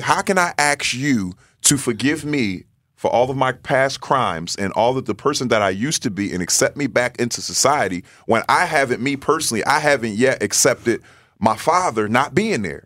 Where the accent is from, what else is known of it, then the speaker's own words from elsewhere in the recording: Philadelphia, Pennsylvania, United States; growing up in North Philadelphia.